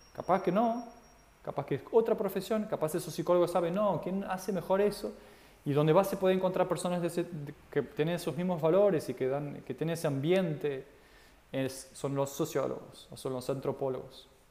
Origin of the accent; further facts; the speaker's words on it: Portugal; now in Argentina; Yo soy de Portugal y vivo en Argentina